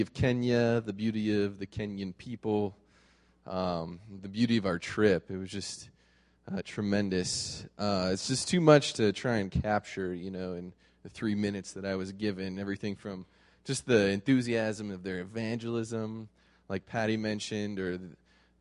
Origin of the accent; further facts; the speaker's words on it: United States; as an American with all of my comforts